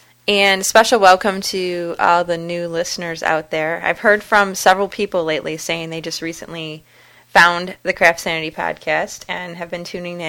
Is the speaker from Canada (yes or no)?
no; Detroit, Michigan, United States; now in West Michigan, United States; she's from West Michigan, like me. Well, I'm originally from Detroit, but we both live in West Michigan now